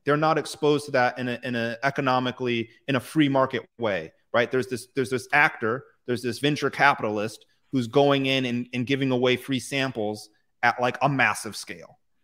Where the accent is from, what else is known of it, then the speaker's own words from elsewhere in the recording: United States; I'm American